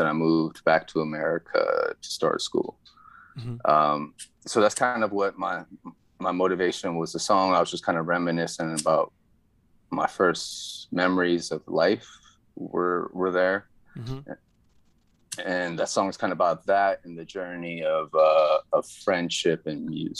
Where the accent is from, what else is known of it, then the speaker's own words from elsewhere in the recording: Philadelphia, Pennsylvania, United States; So I'm from Philly, kind of. It's my home. I lived there longer than I lived anywhere in my life.